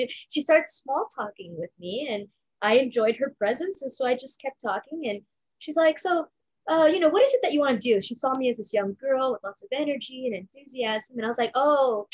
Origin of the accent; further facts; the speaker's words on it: Los Angeles, California, United States; I grew up in Los Angeles, born and raised